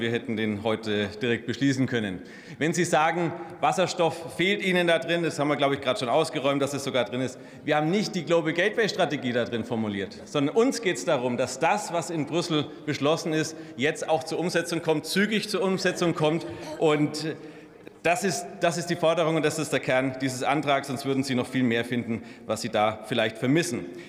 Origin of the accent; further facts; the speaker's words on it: Germany; als Deutsche